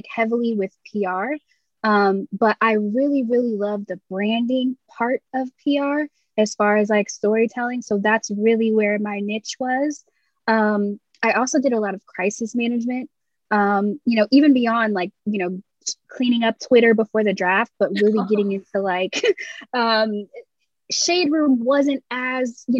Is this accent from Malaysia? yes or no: no; England, United Kingdom; moved away as an adult; also born or lived in Florida, United States; I was born and raised in England by American parents.